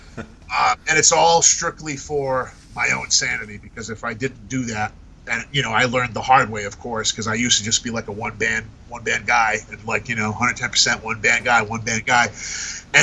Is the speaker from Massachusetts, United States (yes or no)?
yes; Fall River, Massachusetts, United States; accent: Rhode Island accent; also born or lived in Tiverton, Rhode Island / North Carolina; I grew up in Timmins, Rhode Island, which is on the border of Fall River, Massachusetts, and then I spent the rest of my growing up years in Fall River, Massachusetts.